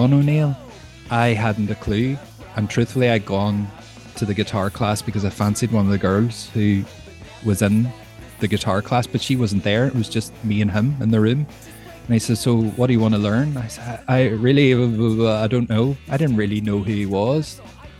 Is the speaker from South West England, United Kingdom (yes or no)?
no; Derry, Northern Ireland, United Kingdom; I'm from Derry